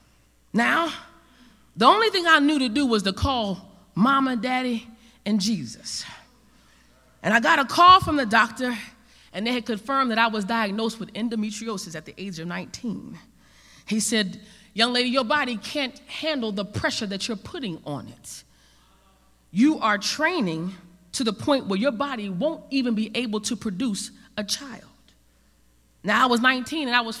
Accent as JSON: {"language": "English", "region": "New Jersey", "country": "United States", "also_born_or_lived": "New Orleans", "said": "I'm from Jersey."}